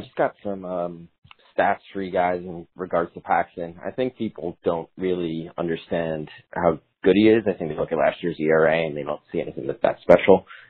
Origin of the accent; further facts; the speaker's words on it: Canada; I'm also from Canada